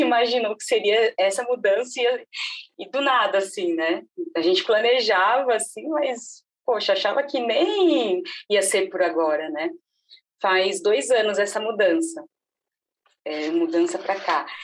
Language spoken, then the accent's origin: Portuguese; São Paulo, Brazil; moved away as an adult; now in Palhoça, Brazil; eu nasci em São Paulo, morei minha vida inteira em São Paulo e de uma hora para outra recebemos uma proposta para mudar para Santa Catarina, na cidade de Palhoça